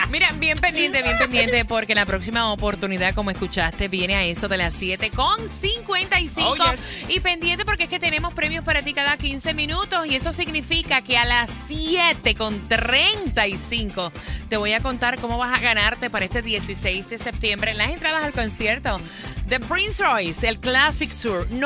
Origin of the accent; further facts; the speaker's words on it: Puerto Rico; Bueno, yo me crié en Jorén Torres en Puerto Rico y mírame aquí, estoy